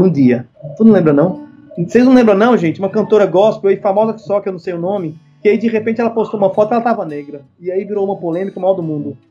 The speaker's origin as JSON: {"language": "Portuguese", "country": "Brazil", "said": "que formou a gente enquanto brasileiro"}